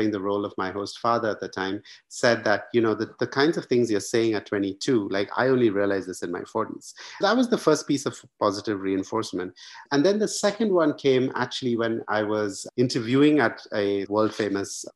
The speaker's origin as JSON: {"language": "English", "country": "India", "tie": "born or raised there", "also_born_or_lived": "United States", "moved": "as an adult", "said": "I grew up in India, went to the US for university"}